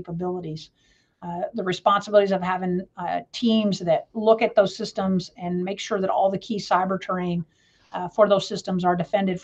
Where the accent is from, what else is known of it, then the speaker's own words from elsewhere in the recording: Jacksonville, Florida, United States; also born or lived in Louisville, Kentucky; I am a Space Coast baby, which means I grew up in Florida. I was born in Louisville, Kentucky, but my parents, due to my mom's job, we moved to Jacksonville, Florida when I was in the sixth grade